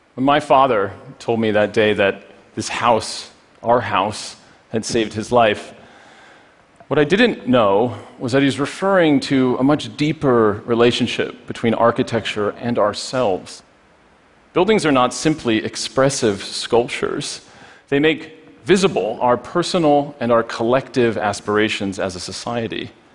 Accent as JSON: {"language": "English", "town": "Poughkeepsie", "region": "New York", "country": "United States", "tie": "born or raised there", "said": "Poughkeepsie, my hometown"}